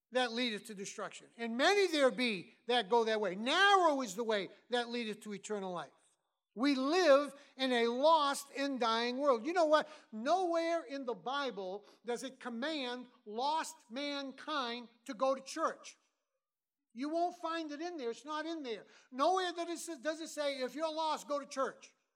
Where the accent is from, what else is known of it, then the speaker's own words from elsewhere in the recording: Massachusetts, United States; moved away; I'm from Massachusetts originally